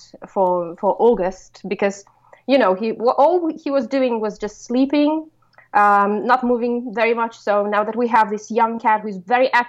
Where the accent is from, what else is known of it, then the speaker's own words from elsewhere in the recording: Russia; we grew up in Russia, so it was the 90s